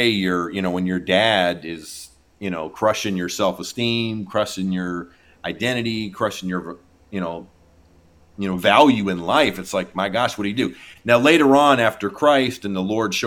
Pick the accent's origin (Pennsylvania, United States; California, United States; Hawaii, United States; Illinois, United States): Pennsylvania, United States; my growing up in Pennsylvania, lived in pretty much middle of nowhere, Pennsylvania